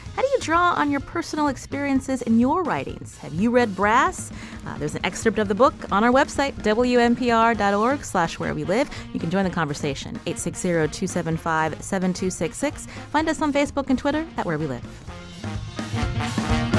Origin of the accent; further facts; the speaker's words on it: Pennsylvania, United States; I come from Pennsylvania, also, uh, near, uh, you know, Rust Belt City